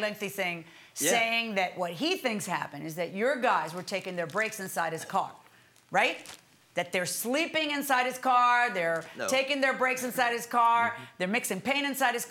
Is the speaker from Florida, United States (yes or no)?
yes; Florida, United States; I'm from Florida too